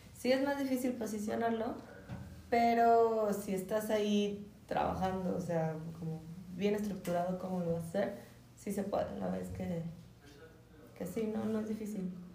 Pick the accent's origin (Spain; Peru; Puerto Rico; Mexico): Mexico; Michoacán; nosotros como mexicanos